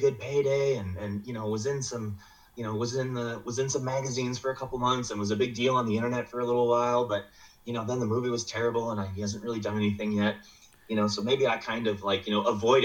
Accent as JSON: {"language": "English", "region": "Midwest", "country": "United States", "said": "I'm from the Midwest"}